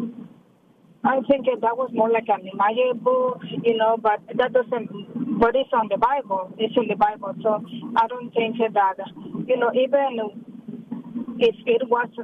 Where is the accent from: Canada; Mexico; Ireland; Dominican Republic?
Mexico; English is a second language; now in Colorado, United States; I have been a Christian all my life. I'm from Mexico